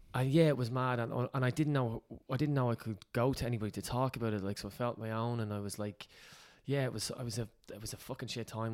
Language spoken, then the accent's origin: English; Ireland; we're Irish